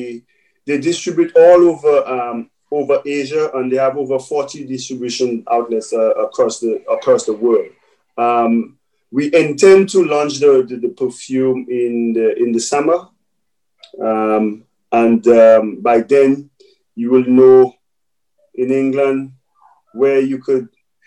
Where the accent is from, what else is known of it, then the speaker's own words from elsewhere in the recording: St. Lucia; growing up in St. Lucia